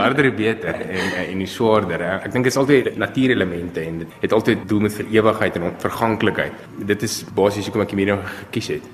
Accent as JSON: {"language": "Afrikaans", "town": "Pretoria", "region": "Gauteng", "country": "South Africa", "tie": "born or raised there", "said": "gebore in Pretoria en ek is nog al die jare hierso"}